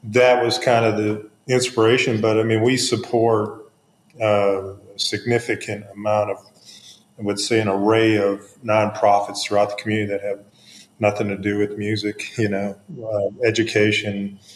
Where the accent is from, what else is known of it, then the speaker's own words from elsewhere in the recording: Houston, Texas, United States; moved away as an adult; now in Memphis, United States; I'm from Houston, Texas.